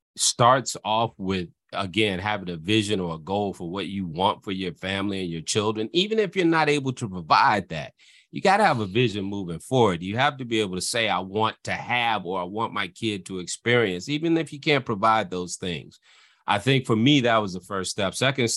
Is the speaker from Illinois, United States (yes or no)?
yes; Illinois, United States; And so that's the life that I come from, growing up in the Cook County Housing Authority, dealing with my father with those issues and the turmoil that that caused in my life.